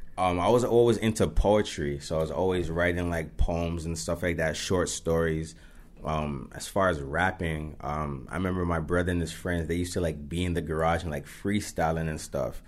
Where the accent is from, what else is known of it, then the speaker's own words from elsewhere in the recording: Mississauga, Ontario, Canada; as we grew up, it's like, yeah, I'm from Saga